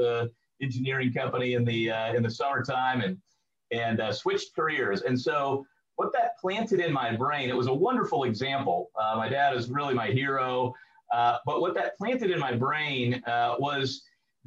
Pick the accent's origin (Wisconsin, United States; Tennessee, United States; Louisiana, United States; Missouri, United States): Missouri, United States; St. Louis; Growing up, I grew up mostly in St. Louis, around the Midwest